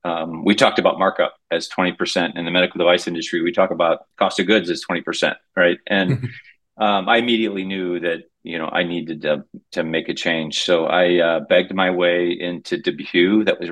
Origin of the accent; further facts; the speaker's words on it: Kalamazoo, Michigan, United States; I grew up in Kalamazoo, Michigan, of all places